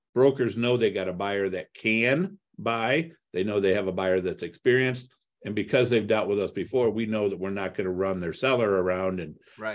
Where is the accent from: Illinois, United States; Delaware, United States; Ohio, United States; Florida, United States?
Ohio, United States; Toledo; also born or lived in Cleveland, Ohio; I grew up in Toledo, Ohio